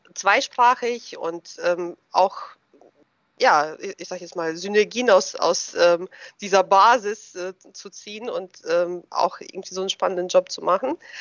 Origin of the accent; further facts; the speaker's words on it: Germany; also born or lived in Russia; ich bin ähm, 81 in Russland geboren. Damals war es ja noch die ähm, Sowjetunion, aber auf dem Gebiet äh, des heutigen Russlands. Und ähm, wir sind 1991 hier nach Deutschland rübergekommen als ähm, ja, Deutschstämmige. Und gut. Da war ich zehn Jahre alt, bin natürlich hier zur Schule gegangen